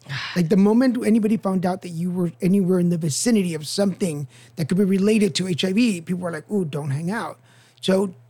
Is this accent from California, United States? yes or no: no; Dallas, Texas, United States; grew up in Dallas.